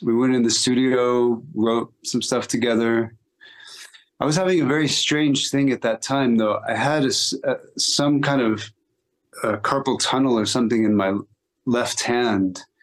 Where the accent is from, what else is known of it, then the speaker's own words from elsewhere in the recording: Austin, Texas, United States; growing up in Austin